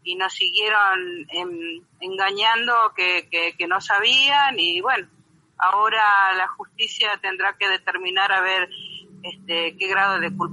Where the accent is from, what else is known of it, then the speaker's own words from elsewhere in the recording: Argentina; yo soy argentina. Antes que nada me pongo la camiseta de Argentina.